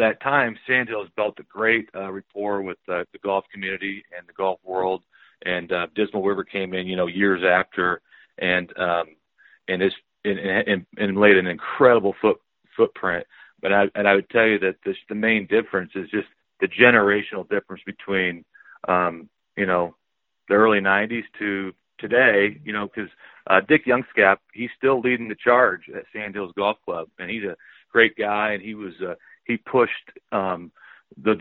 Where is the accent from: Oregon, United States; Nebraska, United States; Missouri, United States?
Nebraska, United States; Mullen; I grew up in Mullen